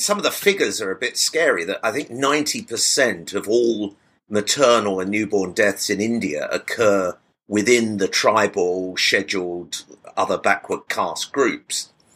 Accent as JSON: {"language": "English", "country": "United Kingdom", "said": "as a Brit"}